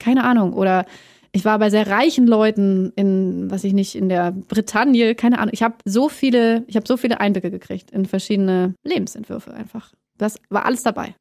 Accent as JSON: {"language": "German", "region": "Hamburg", "country": "Germany", "tie": "born or raised there", "also_born_or_lived": "Plön / Bavaria", "moved": "as an adult", "lives_now": "Berlin, Germany", "said": "aufgewachsen bin ich in Hamburg"}